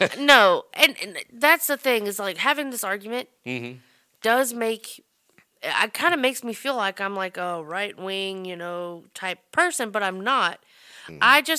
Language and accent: English; Atlanta, Georgia, United States; I grew up in Metro Atlanta.